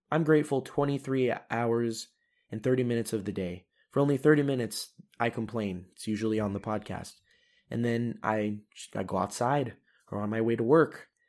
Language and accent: English; United States; moved away as an adult; now in Europe; as an American